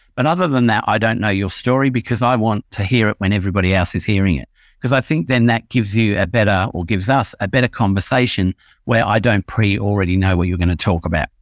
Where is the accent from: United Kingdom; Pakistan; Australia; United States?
United Kingdom; England; when I was a kid growing up in England about, let's say, between the age of five and ten